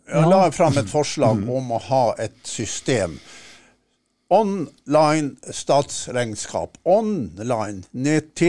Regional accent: Harstad, Troms, Norway; Min far var aktiv hjemme i Harstad

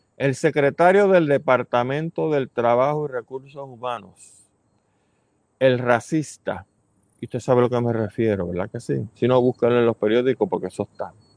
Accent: Puerto Rico

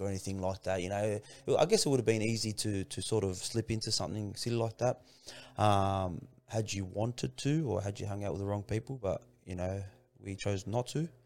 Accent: Sydney, New South Wales, Australia; also born or lived in Kingswood / Lakemba / Revesby / Padstow; most of my childhood was, uh, spent in Punch Bowl, man. I grew up in Punch Bowl

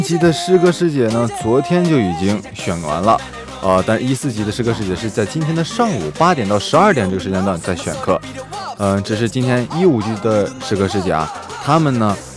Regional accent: northern China, China; moved away as an adult; 我作为一个北方人啊

